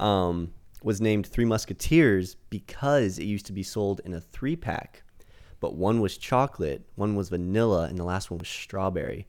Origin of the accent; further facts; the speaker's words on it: United States; I'm American